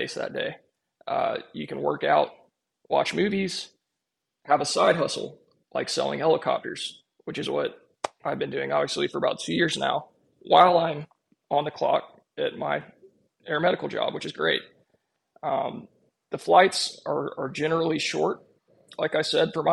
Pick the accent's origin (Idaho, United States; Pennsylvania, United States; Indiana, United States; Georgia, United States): Georgia, United States; Snellville; my current base opened up in Snellville, literally 2 miles away from the house I grew up in.